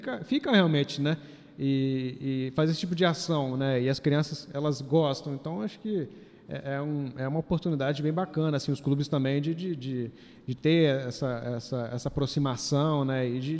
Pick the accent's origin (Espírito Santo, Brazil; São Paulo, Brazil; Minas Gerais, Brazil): Espírito Santo, Brazil; Sou capixaba e tem o time para